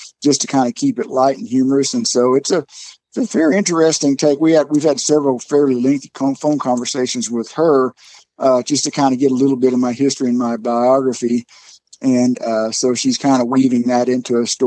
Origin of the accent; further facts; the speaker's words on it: Texas, United States; I'm from Texas